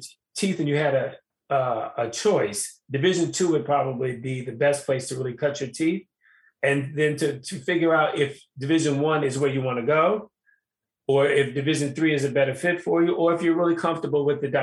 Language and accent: English; Chicago, Illinois, United States; I'm from Chicago. I'm from the city